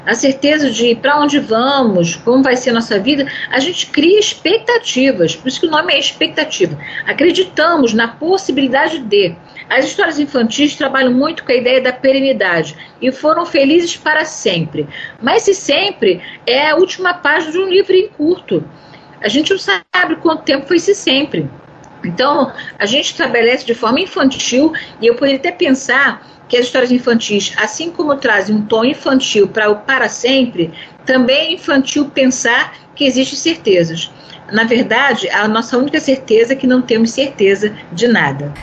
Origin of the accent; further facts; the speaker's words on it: Brazil; nós, como brasileiros